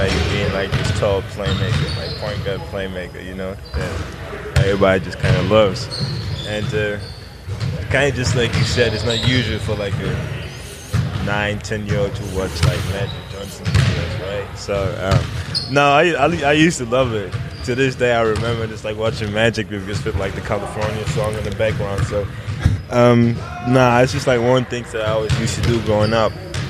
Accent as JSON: {"language": "English", "town": "Koblenz", "region": "Rhineland-Palatinate", "country": "Germany", "tie": "born or raised there", "second_language": "English", "said": "You know, if you're in Germany, you kind of grow up playing soccer and basketball, football and basketball."}